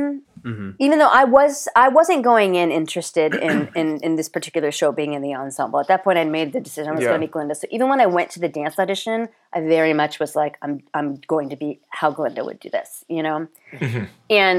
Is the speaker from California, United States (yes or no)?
yes; Southern California, United States; I'm from Southern California